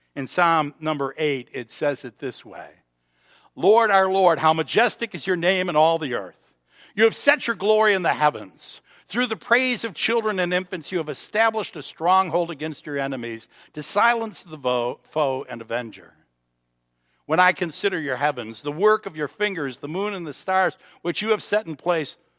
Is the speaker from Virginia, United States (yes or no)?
no; Buffalo, New York, United States; We're from Buffalo